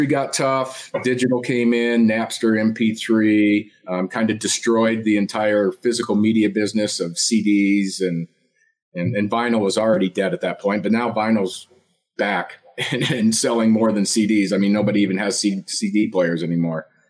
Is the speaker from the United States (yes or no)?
yes; Colorado, United States; also born or lived in Kansas; I grew up in Colorado. I was born in Kansas, actually, but my parents moved here when I was less than one